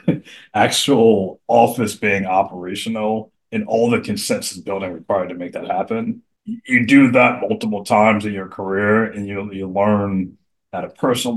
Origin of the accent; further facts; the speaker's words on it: Atlanta, Georgia, United States; moved away as an adult; now in Baltimore, United States; growing up in Atlanta